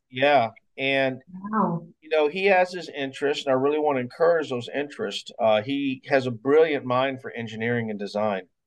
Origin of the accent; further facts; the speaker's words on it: Mobile, Alabama, United States; moved away as an adult; also born or lived in Florida; now in Mount Dora, United States; I'm from born and raised in Mobile, Alabama